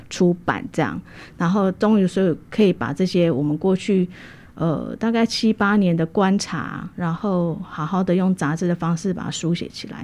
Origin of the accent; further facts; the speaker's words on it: Taichung, Taiwan; also born or lived in Hualien; 那我回到台中，我家乡是台中人。九二一当天我人在台中